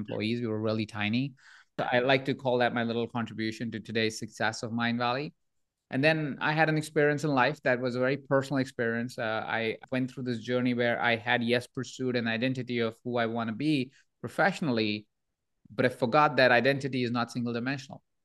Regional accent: Jaipur, Rajasthan, India; moved away; I was born in India, in a small town of Jaipur

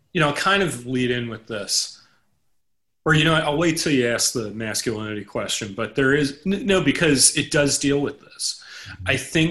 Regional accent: New York City, New York, United States; I grew up in Manhattan. I grew up in an area of the Upper East Side

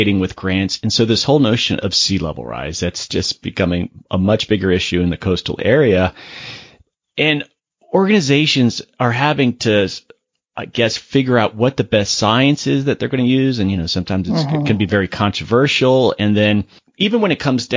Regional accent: Florida, United States; moved away; I'm from Florida originally

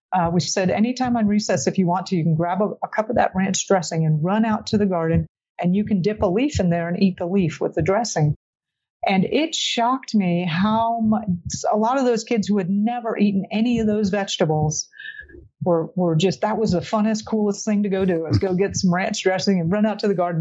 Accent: South Florida, United States; I grew up in Florida

